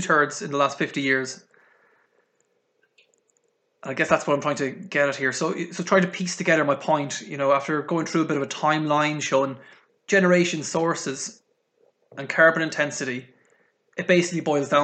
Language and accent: English; Ireland; accent: Irish; moved away; also born or lived in United Kingdom; from the accent, not very good at hiding it, but I am Irish.